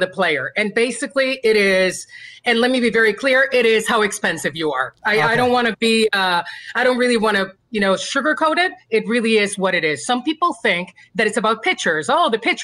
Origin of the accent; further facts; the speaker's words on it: Puerto Rico; I grew up in Puerto Rico. So I grew up with baseball that was fun and that was passionate